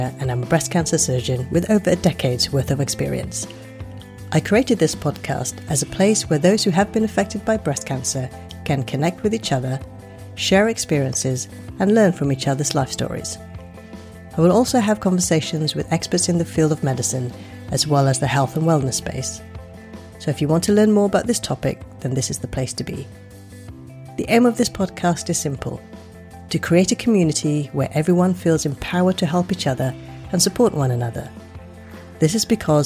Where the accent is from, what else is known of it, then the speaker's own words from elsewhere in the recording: London, United Kingdom; also born or lived in Glasgow / Paris / Los Angeles; I'm a Londoner and I trained in this great city